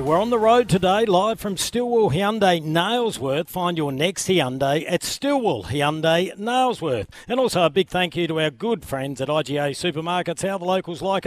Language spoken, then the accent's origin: English; Adelaide, South Australia, Australia; I grew up in Greenacres